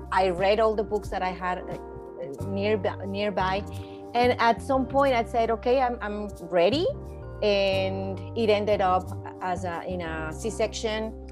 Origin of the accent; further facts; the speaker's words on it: Mexico; moved away as an adult; now in Vancouver, Canada; I'm from Mexico originally. I was born there and I left. I studied there.